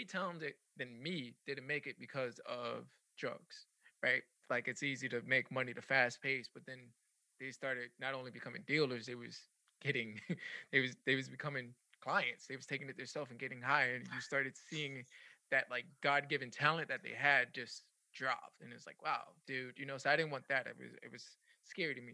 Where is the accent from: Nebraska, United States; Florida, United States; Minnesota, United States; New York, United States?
New York, United States; New York City; now in Tampa, United States; I'm originally from the Bronx. I moved from the Bronx to Tampa